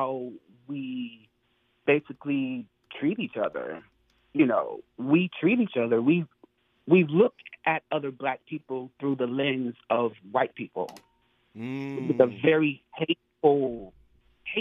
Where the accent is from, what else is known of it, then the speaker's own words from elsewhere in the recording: North Carolina, United States; moved away as an adult; now in New York, United States; I'm from North Carolina, but I've been living in New York for the past 10 years or so.